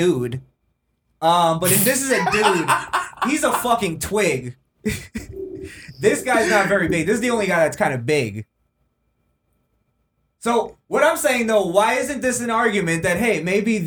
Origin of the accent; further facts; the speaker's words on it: South Florida, United States; We're all from South Florida